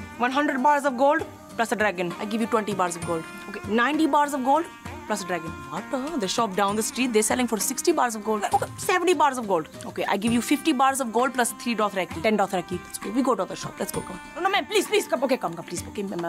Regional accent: Canada; I was a huge basketball fan growing up because, you know, as a Canadian, my other choice was hockey.

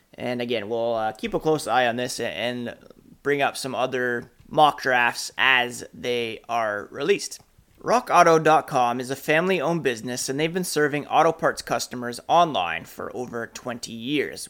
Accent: Canada; I'm Canadian

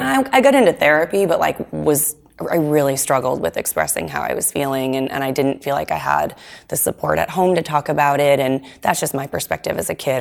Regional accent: Nashua, New Hampshire, United States; I grew up in Nashua

